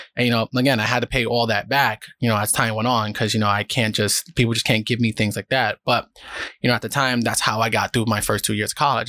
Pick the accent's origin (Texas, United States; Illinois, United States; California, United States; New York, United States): New York, United States; New York City; moved away as an adult; now in Japan; I'm from the South Bronx